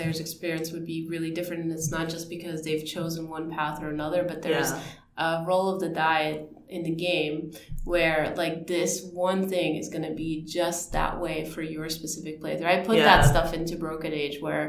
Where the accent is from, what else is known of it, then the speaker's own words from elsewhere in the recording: Ukraine; moved away; I grew up in Ukraine.